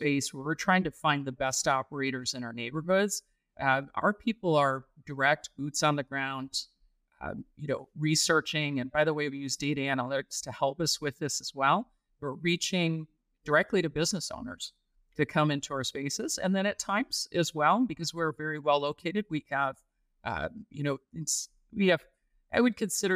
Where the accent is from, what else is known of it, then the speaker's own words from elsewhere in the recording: Michigan, United States; now in Texas, United States; I grew up in Michigan